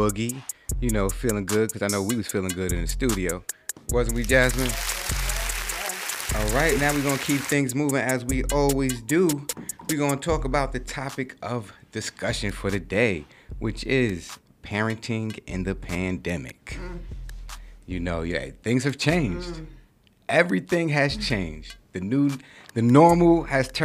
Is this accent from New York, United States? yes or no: yes; New York City, New York, United States; I'm from New York City